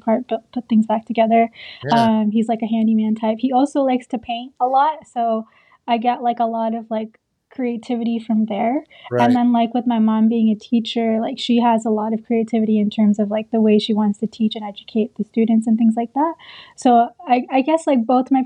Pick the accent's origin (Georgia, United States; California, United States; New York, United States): New York, United States; New York City; also born or lived in Bangladesh / New Jersey; My family and I immigrated when I was 5 to New York City. And we've just been in like the New York, New Jersey area since then